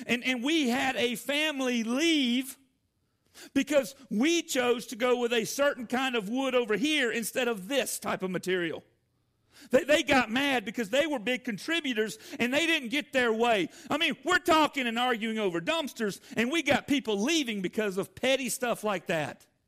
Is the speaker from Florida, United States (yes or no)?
no; Atlanta, Georgia, United States; moved away as an adult; also born or lived in Jefferson, Georgia; now in Decatur, Alabama, United States; I am a, a Georgia boy, uh, born in Atlanta and raised my entire life. I grew up on a farm